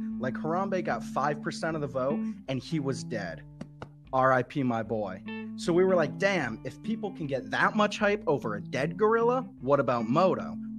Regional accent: Indiana, United States; I'm from Indiana.

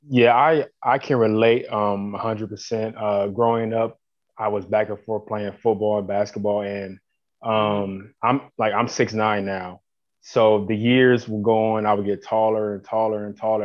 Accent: Columbus, Ohio, United States; I'm from Columbus. Um, yeah, grew up in Columbus. I'm still in Columbus to this day

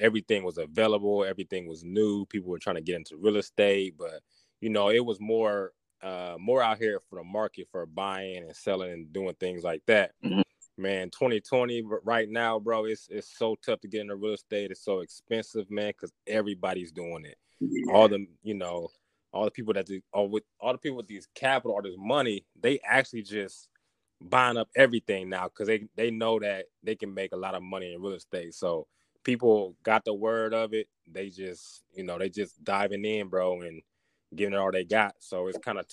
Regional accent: Lima, Ohio, United States; moved away as an adult; also born or lived in Alabama; now in Atlanta, United States; I'm from Lima, Ohio

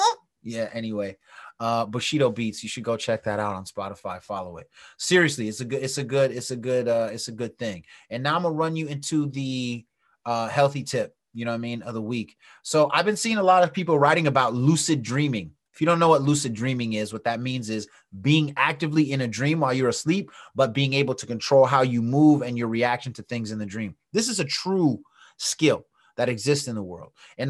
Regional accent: West Coast, United States; but I'm from the West Coast and I used to rhyme.

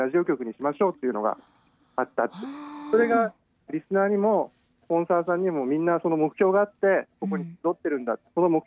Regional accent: Akita, Japan; moved away as an adult; now in Okinawa, Japan; 僕は出身は秋田県になります秋田県東北から来ました

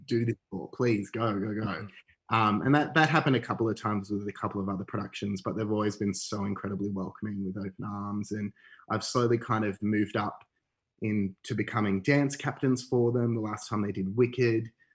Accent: Canberra, Australian Capital Territory, Australia; I grew up in Canberra actually

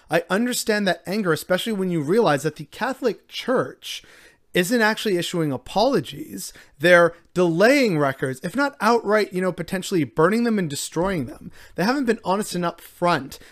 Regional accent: Canada

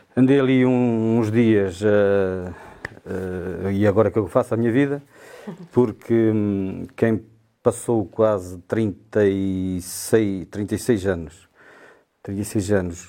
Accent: Sabrosa, Norte, Portugal; moved away; eu sou de Anta, da freguesia de, de, de São Martinho de Anda, Conselho de, Conselho de Sabrosa

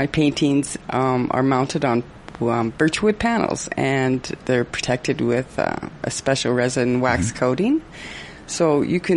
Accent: Edmonton, Alberta, Canada; moved away as an adult; now in Prince George, Canada; I'm originally from Edmonton, Alberta

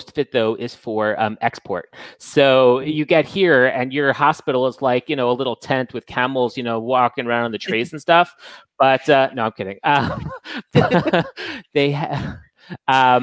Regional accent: Fort Worth, Texas, United States; also born or lived in New Jersey / California; now in Tel Aviv, Israel; I'm from Fort Worth

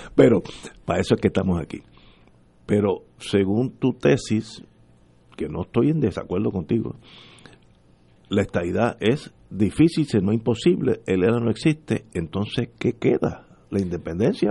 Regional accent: Puerto Rico; yo soy boricua aunque hubiera nacido en la luna

